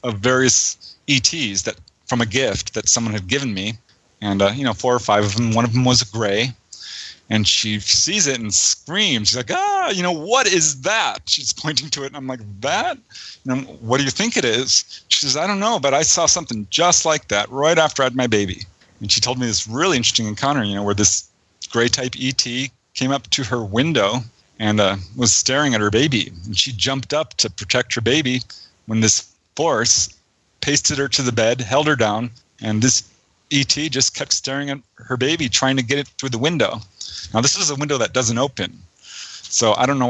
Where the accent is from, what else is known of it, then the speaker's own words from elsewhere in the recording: Topanga, California, United States; also born or lived in San Fernando Valley; I grew up in Topanga Canyon